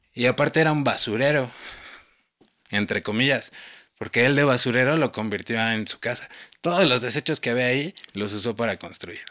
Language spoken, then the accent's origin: Spanish; Mexico City, Mexico; yo por ejemplo que soy chilango y nací aquí